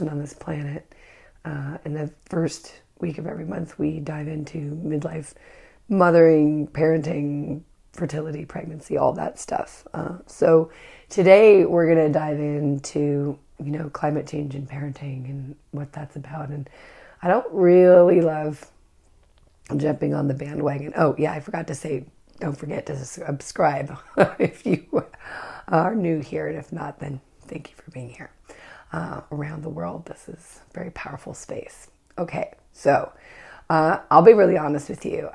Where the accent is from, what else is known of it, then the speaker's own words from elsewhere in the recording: Northern California, United States; I'm from Northern California.